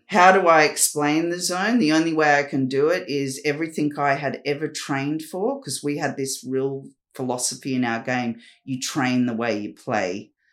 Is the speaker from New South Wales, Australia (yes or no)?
yes; Newcastle, New South Wales, Australia; moved away; also born or lived in Perth / Sydney; I was a girl from Newcastle, from Redhead Beach, a little community town that I grew up in.